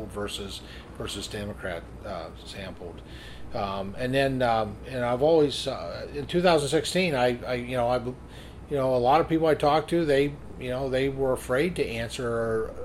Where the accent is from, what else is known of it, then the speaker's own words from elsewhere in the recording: Pennsylvania, United States; I'm from Pennsylvania